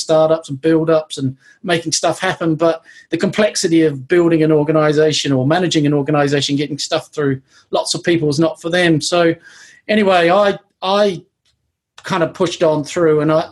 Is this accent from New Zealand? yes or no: yes; New Zealand; moved away as an adult; now in Bath, United Kingdom; But I grew up in New Zealand, was born and grew up in New Zealand